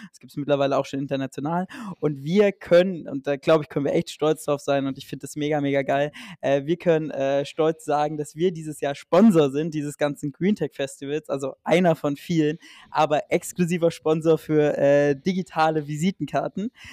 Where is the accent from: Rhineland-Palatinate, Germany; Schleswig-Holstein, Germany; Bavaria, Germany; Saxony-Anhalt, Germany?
Saxony-Anhalt, Germany; Sachsen-Anhalt, meine Heimat